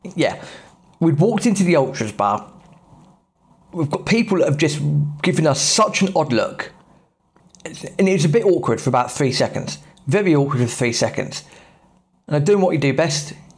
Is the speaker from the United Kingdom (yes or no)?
yes; England, United Kingdom; As an English football fan